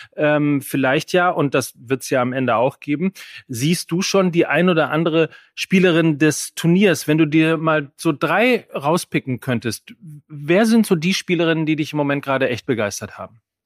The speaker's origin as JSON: {"language": "German", "region": "North Rhine-Westphalia", "country": "Germany", "said": "ich bin ja aus Westfale"}